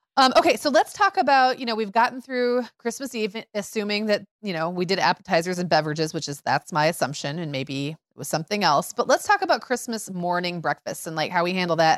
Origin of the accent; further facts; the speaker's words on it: Midwest, United States; I grew up in Midwest 80s where casseroles were still really hanging on